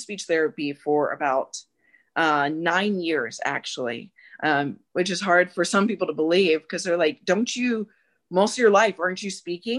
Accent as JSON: {"language": "English", "town": "Phoenix", "region": "Arizona", "country": "United States", "tie": "born or raised there", "said": "And I grew up in South Phoenix and a bit of the, as some people would say, the ghetto initially, then I moved away from that."}